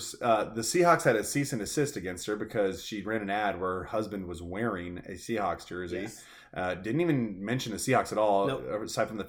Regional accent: Washington, United States; we're from Washington

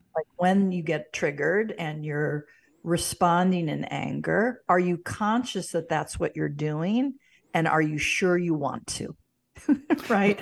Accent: St. Louis, Missouri, United States; moved away as an adult; also born or lived in Boulder Creek, California; now in Washington, Missouri, United States; I was born in Saint Louis

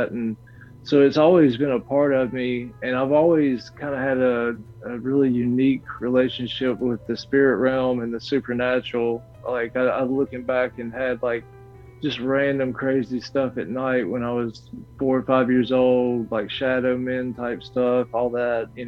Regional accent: Mississippi, United States; also born or lived in Warner Robins, Georgia; I was born in Georgia. My dad was in the Air Force, and we um, so we we lived in there, or we lived there. I was born in Warner Robins, lived there for a little while, moved to um, South Mississippi, and that was kind of like my formative years.

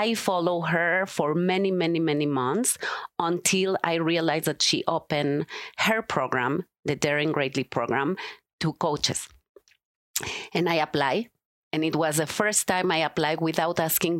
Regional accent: Mexico; moved away as an adult; also born or lived in Israel / California; now in Denver, United States; I was born in Mexico and grew up there in the Jewish community. When I was 18, I left Mexico

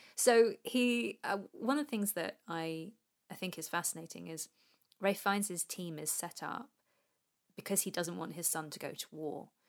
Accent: England, United Kingdom

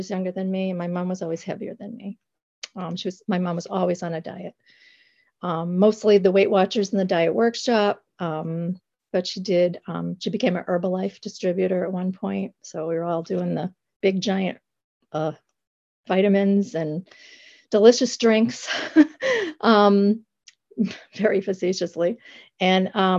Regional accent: the Berkshires, Massachusetts, United States; I am from the Berkshires of Massachusetts

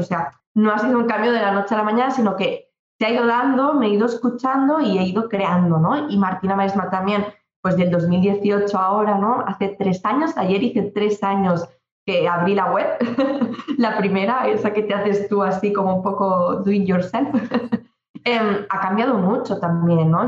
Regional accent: Maresme, Catalonia, Spain; yo soy del Maresma, una comarca cerquita de Barcelona, en, Cataluña

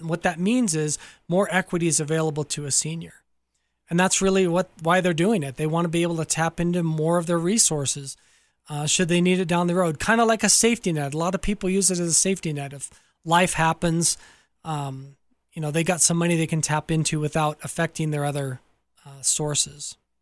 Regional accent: Southern California, United States; So I grew up in Southern California

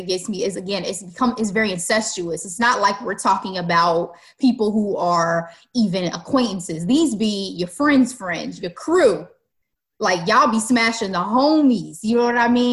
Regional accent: United States; I am still an American

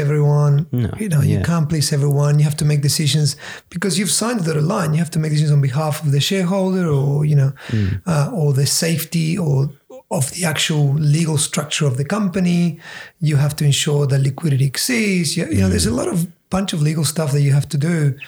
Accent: Patagonia, Argentina; moved away; growing up in Argentina, in Patagonia, down the bottom

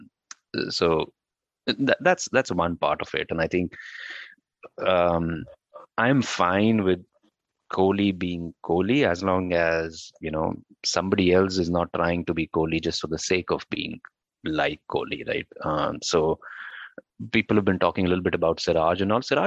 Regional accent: Delhi, India; moved away as an adult; I have been born and brought up in Delhi, lived 30 years of my life there

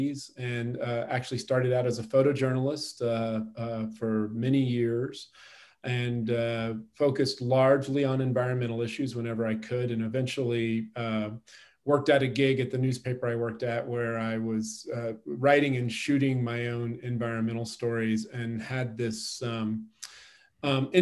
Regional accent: Kansas, United States; moved away as an adult; also born or lived in Connecticut; now in Colorado, United States; I'm from the Kansas City area. I grew up largely in Kansas, but I worked on the East Coast in Connecticut for about 25 years before coming to Colorado

